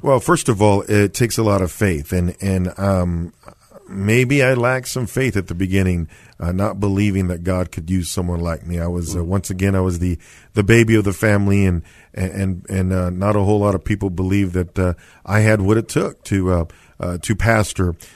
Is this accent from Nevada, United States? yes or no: no; San Antonio, Texas, United States; I was born and raised here in San Antonio, went to Jefferson High School